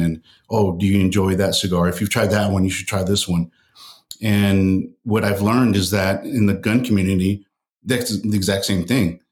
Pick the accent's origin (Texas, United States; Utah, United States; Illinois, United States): Texas, United States; El Paso; I grew up in El Paso, Texas